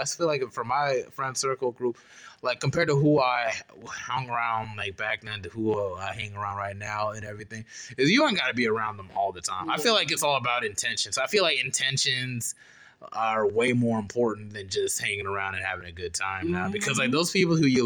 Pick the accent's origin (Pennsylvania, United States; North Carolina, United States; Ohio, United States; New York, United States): North Carolina, United States; Charlotte; growing up in Charlotte